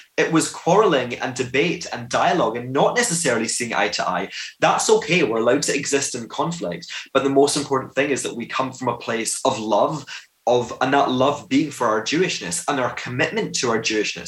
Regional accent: Glasgow, Scotland, United Kingdom; I'm a Jew from Glasgow

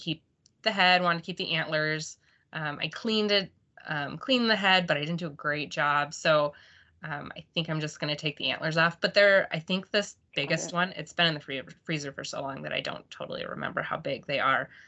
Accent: Idaho Falls, Idaho, United States; I grew up in Idaho, so Southeast Idaho, Idaho Falls

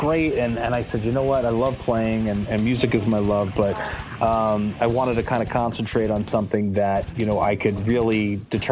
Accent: Uniondale, New York, United States; I grew up in Uniondale, New York, and you know, I was the only white kid

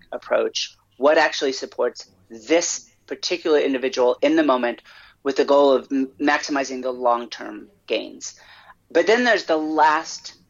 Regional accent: United States; as an American

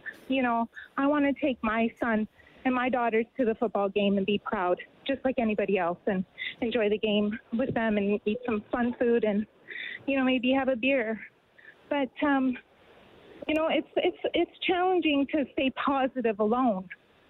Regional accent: Canada; you know, we're all Canadian at the end of the day, right?

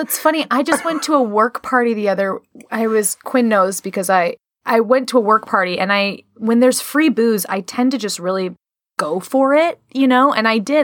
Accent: Chicago, Illinois, United States; moved away; I, I'm from Chicago originally

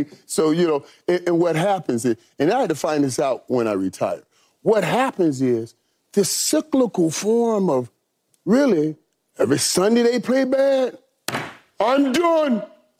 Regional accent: Miami, Florida, United States; You know, I'm from Miami. I consider myself a Miami Cowboy.

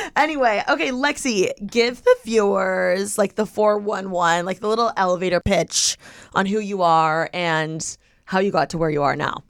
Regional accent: Midwest, United States; growing up in the Midwest

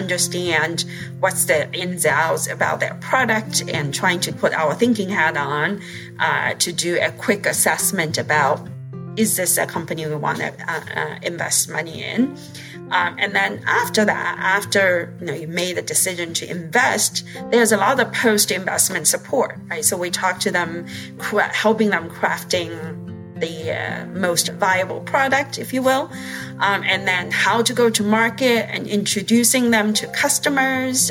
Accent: China; moved away as an adult; I grew up in China

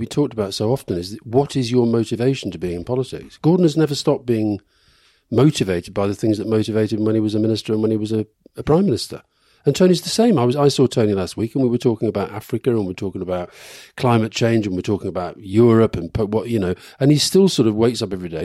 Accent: England, United Kingdom; I was born in England

